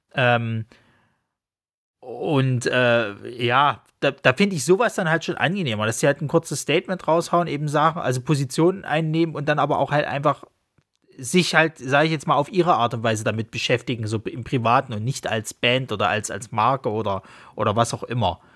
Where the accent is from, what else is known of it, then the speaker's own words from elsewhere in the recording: Saxony, Germany; accent: Saxon; wegen meinem tollen sächsischen Dialekt